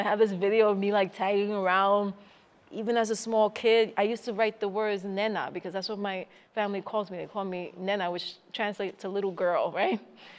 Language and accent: English; New York City, New York, United States; also born or lived in Puerto Rico; I grew up in the Bronx. I was born in Puerto Rico. I grew up in the Bronx. I'm not that old, but I'm not that young.